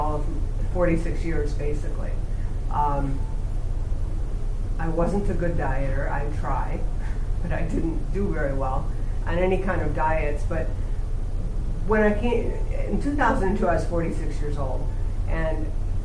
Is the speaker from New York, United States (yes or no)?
yes; small town between Buffalo and Rochester, New York, United States; now in San Fernando Valley, United States; I grew up back east in a small town right between Buffalo and Rochester, New York